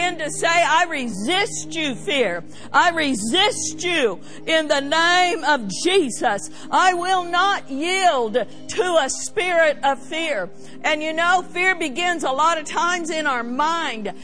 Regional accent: United States; as American citizens

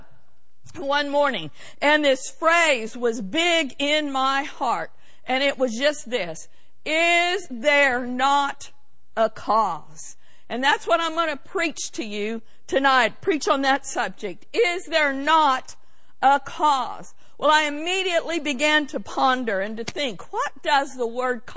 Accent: United States; as American citizens

